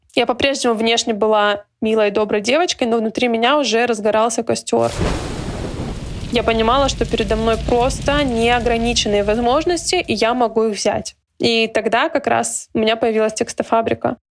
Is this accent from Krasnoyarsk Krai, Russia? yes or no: no; Yessentuki, Stavropol Krai, Russia; moved away as an adult; also born or lived in Saint Petersburg / Budyonnovsk; Ессентуки. Это мой родной город.